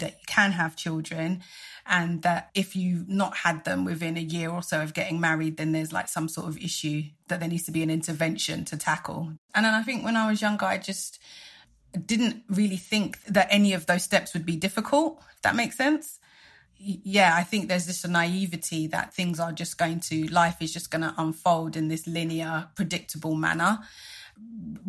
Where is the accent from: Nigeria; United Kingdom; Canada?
Nigeria; I'm Nigerian, and the Nigerian community is strong and vibrant